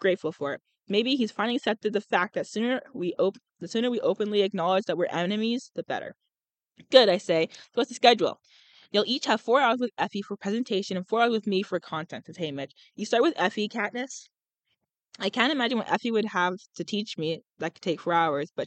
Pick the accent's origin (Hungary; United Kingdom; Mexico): United Kingdom; I'm British. Yeah, I'm British